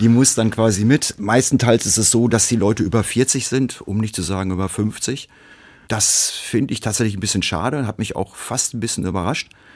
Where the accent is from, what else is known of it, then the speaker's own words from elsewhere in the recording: Hamm, North Rhine-Westphalia, Germany; moved away as an adult; now in Dortmund, Germany; Meine Geburtsstadt Hamm